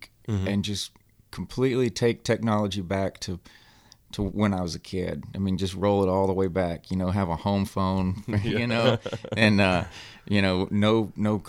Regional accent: Mississippi, United States; moved away as an adult; now in Texas, United States; I grew up in Mississippi. I left home when I was 18, 19, I think.

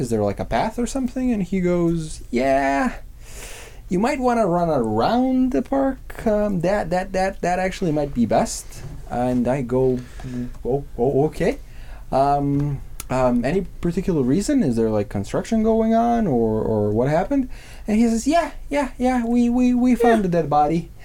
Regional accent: Serbia; moved away; I'm from Serbia. I have a lot of con- a lot of family on the countryside

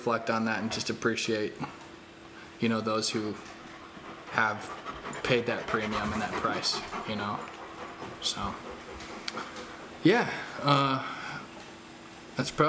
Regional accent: United States; being American

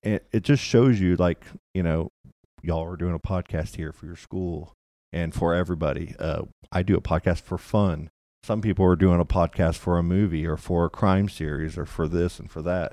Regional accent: Louisville, Kentucky, United States; moved away; also born or lived in Florida; I grew up in Kentucky. I was born here, grew up in Louisville, Kentucky

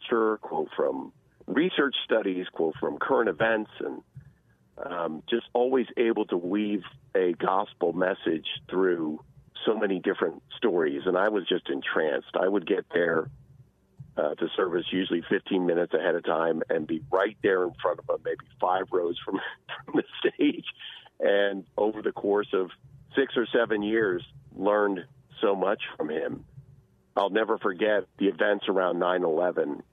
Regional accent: New York metropolitan area, United States; I grew up in the New York metropolitan area

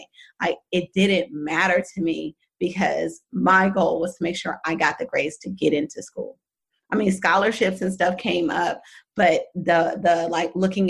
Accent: Oakland, California, United States; I'm from Oakland, California. Very, like, not a lot of people, raised by a single dad

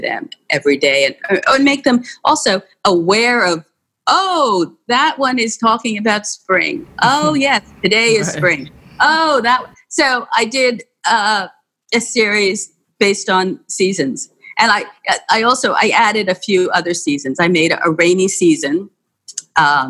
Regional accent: New York, United States; growing up in New York, I took the subway all the time

